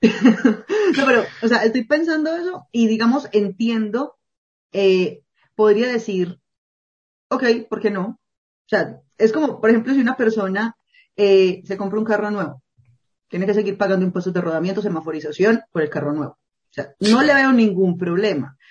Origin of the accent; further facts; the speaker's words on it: Colombia; also born or lived in Medellín; en las zonas rurales de Colombia, en mi país